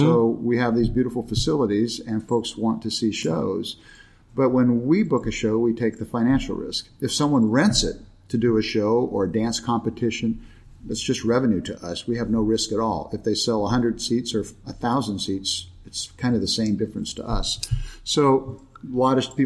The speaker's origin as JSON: {"language": "English", "town": "Chino", "region": "California", "country": "United States", "tie": "born or raised there", "lives_now": "Escondido, United States", "said": "I was raised in Chino, actually, up in San Bernardino County"}